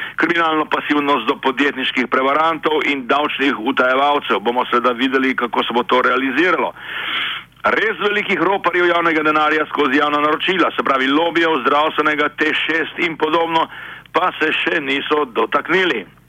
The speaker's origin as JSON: {"language": "Slovenian", "country": "Slovenia"}